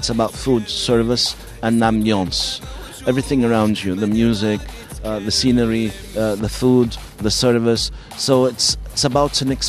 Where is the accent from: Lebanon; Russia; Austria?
Lebanon; now in Doha, Qatar; Ich bin Libanese, aber ich fühle, Doha ist mein zweites Zuhause.